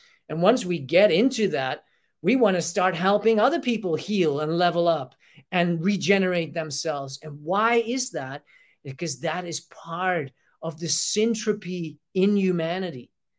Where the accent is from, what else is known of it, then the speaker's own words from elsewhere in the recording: Australia; to limit ourselves within being maybe identify with the idea that I am Australian, well, I am human